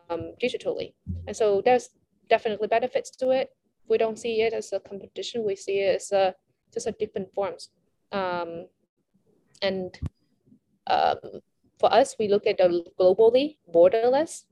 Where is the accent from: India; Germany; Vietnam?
Vietnam; I'm from Vietnam